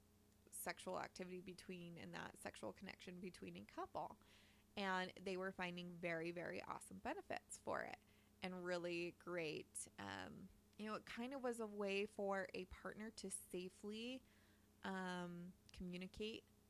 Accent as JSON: {"language": "English", "region": "Utah", "country": "United States", "said": "we're recording from Utah. We're from Utah. We're a fucking weird-ass state"}